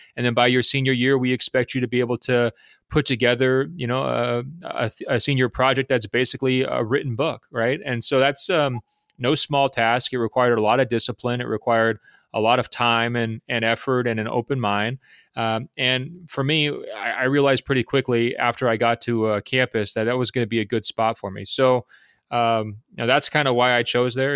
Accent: Beaverton, Oregon, United States; born and raised in Beaverton, Oregon

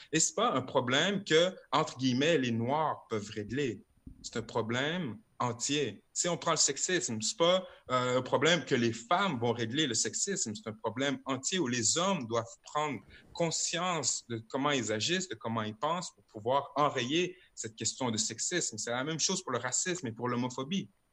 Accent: Quebec City, Quebec, Canada; je suis né à Limoilou, Québec

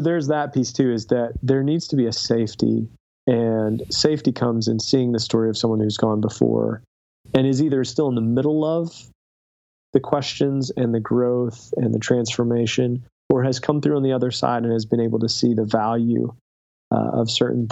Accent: Southern West Virginia, United States; I grew up in Southern West Virginia.

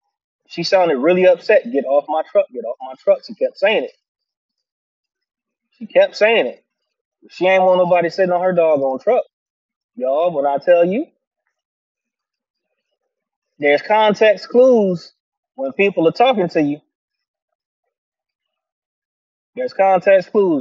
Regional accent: Virginia, United States; Virginia, by most accounts, people don't consider this the South, but it is. We don't have deep accents like that to a degree

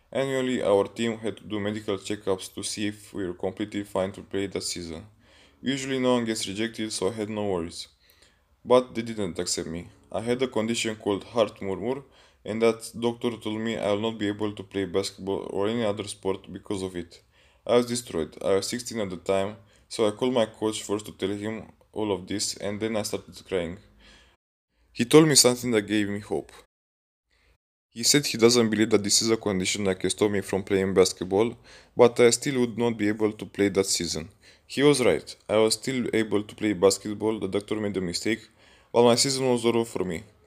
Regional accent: Pitești, Argeș, Romania; I'm from Pitești, România, a small town near Bucharest.

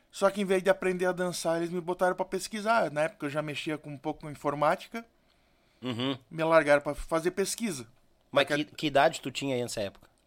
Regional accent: Jaraguá do Sul, Santa Catarina, Brazil; Sou natural de Jaraguá do Sul, Santa Catarina.

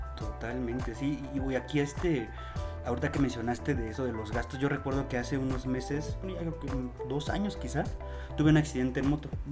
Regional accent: Mexico; nosotros como mexicanos

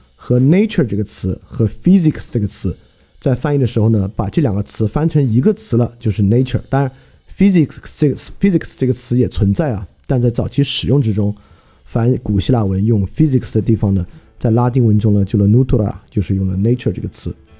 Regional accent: China; 满大街呢都是汉字构成的我们中国人可识别的汉字词汇

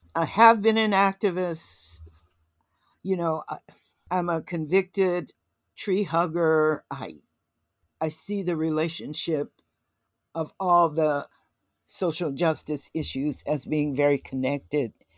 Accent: Little Rock, Arkansas, United States; I was born in Little Rock, Arkansas in nineteen forty-one

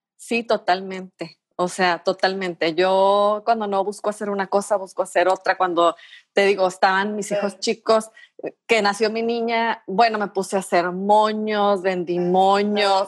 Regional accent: Tijuana, Baja California, Mexico; Yo soy originaria de aquí de Tijuana, de los pocos originarios de aquí de Tijuana

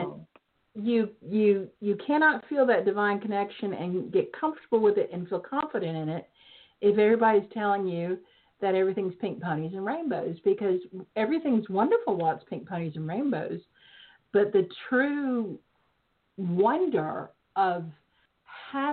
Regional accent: the South, United States; now in Georgia, United States; I'm from the South, and so we use bay leaf

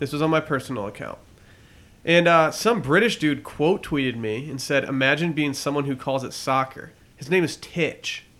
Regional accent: United States; I'm American

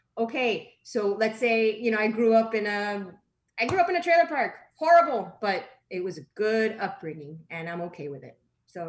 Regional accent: Miami, Florida, United States; accent: Miami; You know, we're all Miami people. I had a hard time dealing with my Miami accent when I first started. And sometimes when I'm around my people, it comes out. I'm okay with it. I'm proud of it.

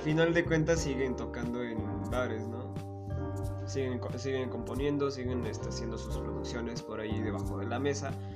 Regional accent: Chiautempan, Tlaxcala, Mexico; nosotros somos de Chautempan

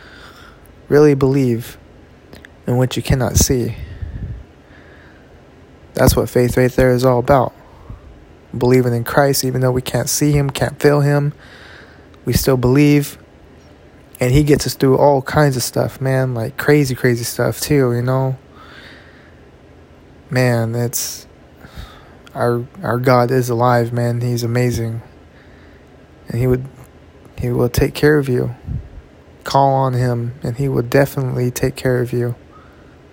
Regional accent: California, United States; I'm from Cali, you know. This Cali native, Cali raised.

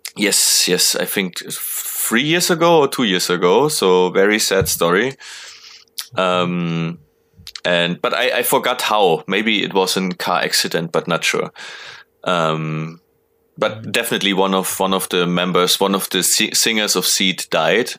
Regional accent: near Munich, Bavaria, Germany; close to my hometown

